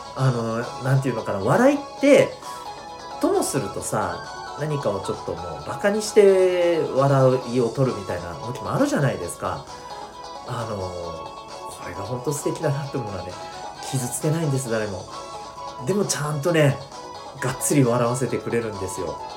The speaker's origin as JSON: {"language": "Japanese", "region": "Okinawa", "country": "Japan", "tie": "born or raised there", "said": "沖縄生まれを、えー、沖縄育ち"}